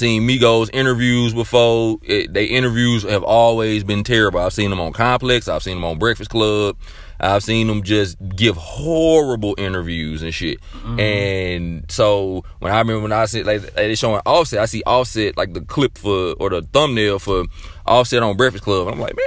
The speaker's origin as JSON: {"language": "English", "town": "Memphis", "region": "Tennessee", "country": "United States", "said": "I'm from Memphis."}